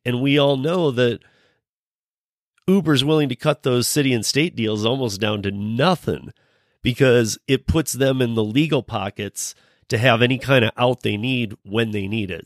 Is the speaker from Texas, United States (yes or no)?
no; Michigan, United States; moved away as an adult; now in Colorado, United States; I'm born and raised in Michigan. Um, I've been out in Colorado for you know almost as long as I lived in Michigan